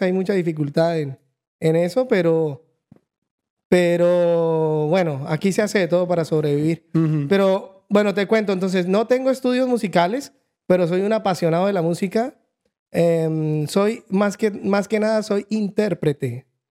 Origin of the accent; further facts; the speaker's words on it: Bucaramanga, Santander, Colombia; moved away as an adult; also born or lived in Montreal, Canada / Calgary, Canada; now in Vancouver, Canada; vengo de Colombia, viví casi toda mi vida allá, como hasta los, no me acuerdo, como 30